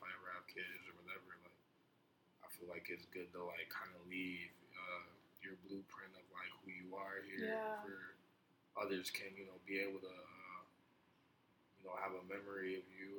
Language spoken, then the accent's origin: English; Minneapolis, Minnesota, United States; also born or lived in New Jersey; growing up in South Minneapolis